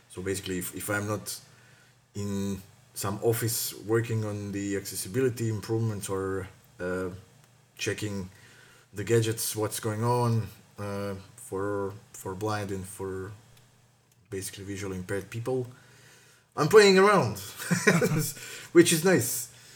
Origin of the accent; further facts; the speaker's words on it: Croatia; moved away as an adult; also born or lived in Zagreb; now in Luxembourg; I'm coming from Croatia, but right now I am based in Luxembourg